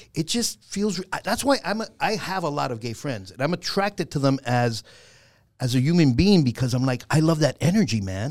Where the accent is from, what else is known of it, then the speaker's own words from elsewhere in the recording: New York City, New York, United States; growing up in the Bronx was, and I was raised mostly with my grandmother